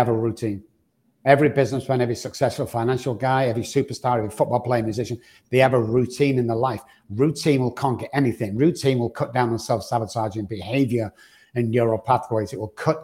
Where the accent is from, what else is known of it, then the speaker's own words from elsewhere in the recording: Manchester, North West England, United Kingdom; moved away; back in the UK where I'm from